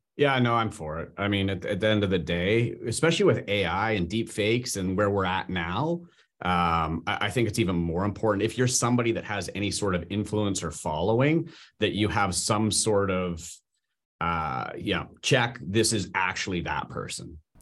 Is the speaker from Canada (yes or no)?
yes; Canada; I'm Canadian